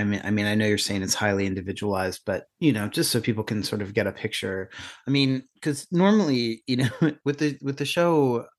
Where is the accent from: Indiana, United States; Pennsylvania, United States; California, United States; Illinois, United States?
Pennsylvania, United States; you know, I grew up in Pennsylvania, not too far from where you are.